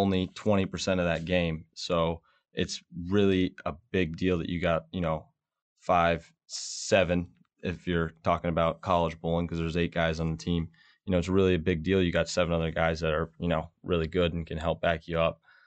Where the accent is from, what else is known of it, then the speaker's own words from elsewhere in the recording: Rockledge, Florida, United States; moved away; I'm from Florida. We, uh, my family owns a bowling center, um, down in Florida, and, uh, I was kinda born in there